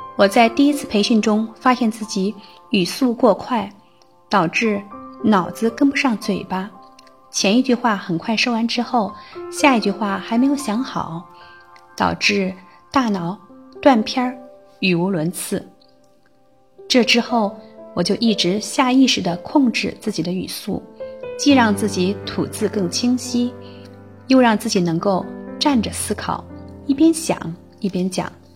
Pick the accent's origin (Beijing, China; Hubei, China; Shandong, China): Shandong, China; 我来自山东，是名有着二十多年教龄的小学老师